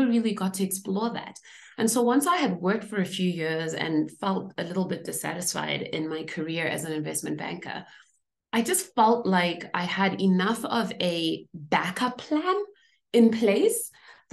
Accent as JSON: {"language": "English", "country": "Zimbabwe", "tie": "born or raised there", "moved": "yes", "said": "I grew up in Zimbabwe, where we, you know, had just achieved independence just around the time that I was born"}